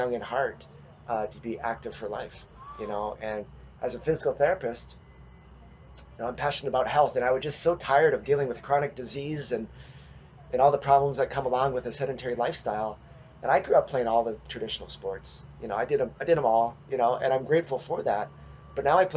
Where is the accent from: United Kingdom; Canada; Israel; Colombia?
Canada; about 300 km northwest of Winnipeg, Manitoba; moved away; I grew up in Canada. I grew up near outside of Winnipeg, about 300 kilometers northwest of Winnipeg in Manitoba.